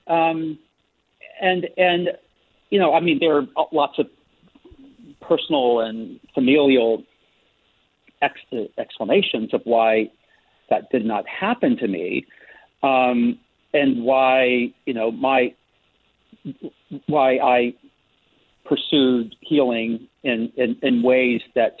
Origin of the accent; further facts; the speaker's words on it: the South, United States; growing up in the South